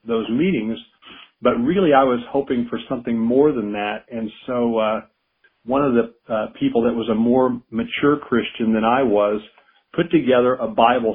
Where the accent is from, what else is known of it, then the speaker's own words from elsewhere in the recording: Evansville, Indiana, United States; moved away as an adult; also born or lived in Madison, Kentucky / Charlotte, North Carolina; I served in my hometown of Evansville, Indiana